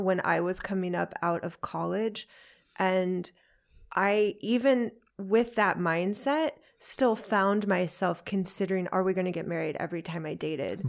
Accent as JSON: {"language": "English", "country": "United States", "said": "I'm American"}